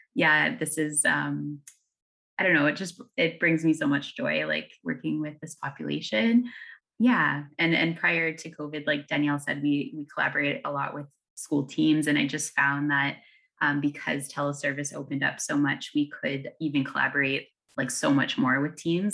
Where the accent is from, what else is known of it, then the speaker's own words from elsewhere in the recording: Ontario, Canada; moved away; I'm from Ontario, and it looks, it looks mighty different there